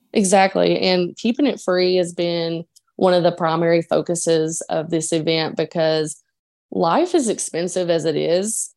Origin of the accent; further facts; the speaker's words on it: Dickenson County, Virginia, United States; moved away as an adult; now in Portland, United States; I grew up in a coal town, um, in Dickinson County, Virginia, near the Eastern Kentucky line